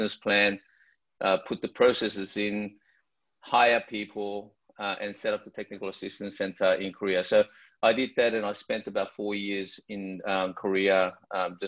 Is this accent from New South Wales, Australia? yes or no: yes; Sydney, New South Wales, Australia; I grew up in Sydney, Australia, and I went to the University of Sydney